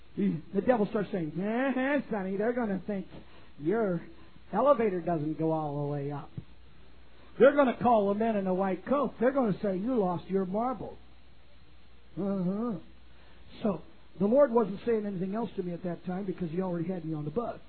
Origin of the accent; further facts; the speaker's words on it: Canada; moved away; in my native country of Canada, I was born and raised in Canada